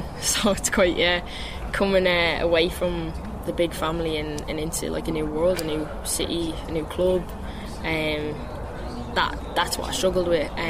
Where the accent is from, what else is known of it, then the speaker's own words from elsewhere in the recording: Ireland; moved away as an adult; being named Irish captain